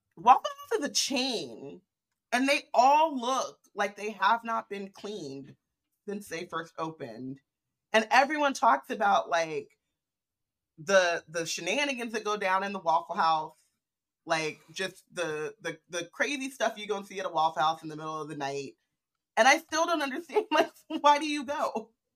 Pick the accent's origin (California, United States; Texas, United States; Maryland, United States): California, United States; moved away; also born or lived in Midwest; as a Californian who moved to the Midwest